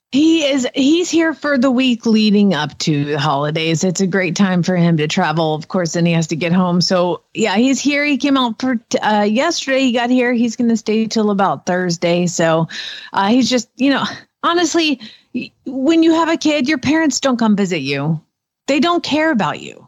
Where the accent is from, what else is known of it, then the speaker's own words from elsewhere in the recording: Georgia, United States; accent: southern; now in Norman, United States; I'm from Georgia